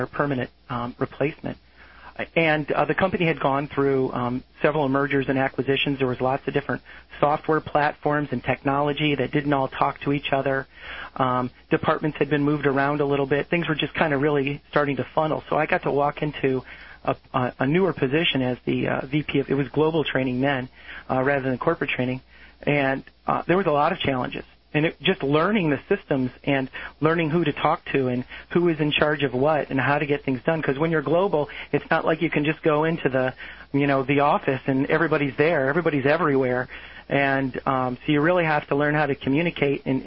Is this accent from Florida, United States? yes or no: yes; South Florida, United States; I grew up in South Florida